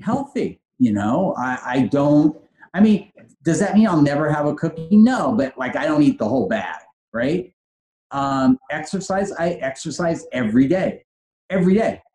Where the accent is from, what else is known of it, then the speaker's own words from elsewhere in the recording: Los Angeles, California, United States; also born or lived in San Francisco / Switzerland; I grew up in Granada Hills